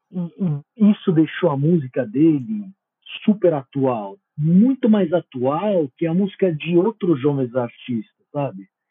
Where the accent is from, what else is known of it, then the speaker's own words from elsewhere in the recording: Italy; Portuguese is a second language; eu como italiano